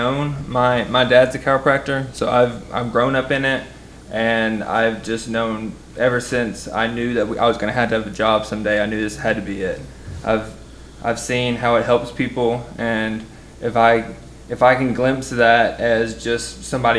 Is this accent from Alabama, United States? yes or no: yes; Alabama, United States; moved away; I'm from Alabama originally